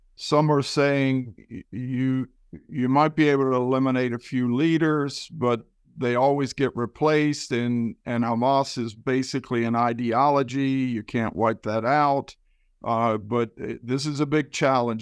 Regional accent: United States; as an American.

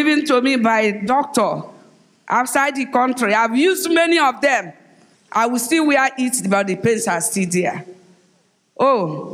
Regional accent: Omoku, Rivers State, Nigeria; from River State of Nigeria. I am from Omok Town, from Onelga

